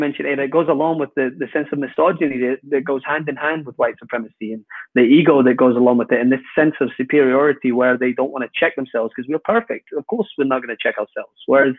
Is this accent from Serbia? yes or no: no; Scotland, United Kingdom; my own people, mate, I'm Scottish.